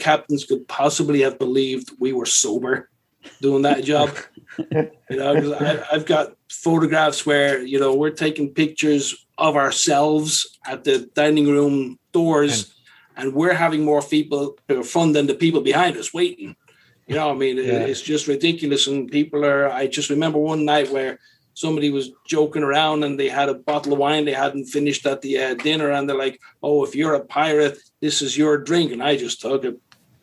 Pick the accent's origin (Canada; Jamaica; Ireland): Ireland; Dublin, Leinster; moved away as an adult; also born or lived in London; originally I'm from Dublin, Ireland.